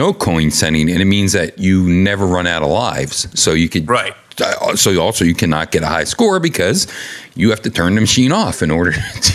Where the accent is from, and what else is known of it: United States